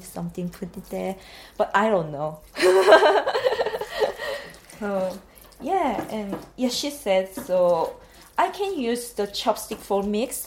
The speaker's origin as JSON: {"language": "English", "region": "Busan", "country": "South Korea", "also_born_or_lived": "Japan", "second_language": "English", "moved": "as an adult", "lives_now": "Norton, United Kingdom", "said": "I'm from Busan. It's like second biggest city."}